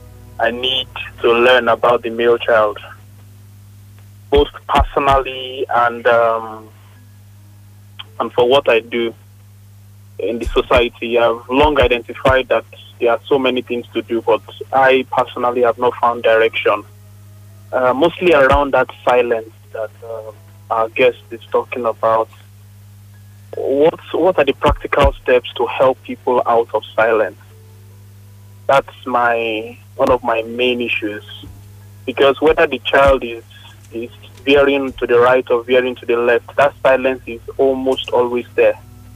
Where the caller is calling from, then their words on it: Lagos, Nigeria; I'm calling from Bariga.